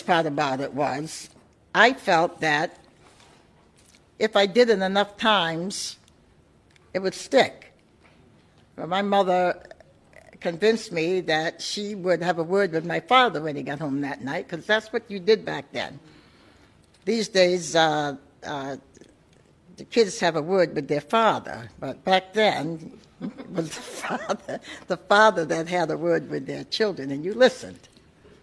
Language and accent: English; Portsmouth, New Hampshire, United States; growing up in New England and Portsmouth, being born and raised here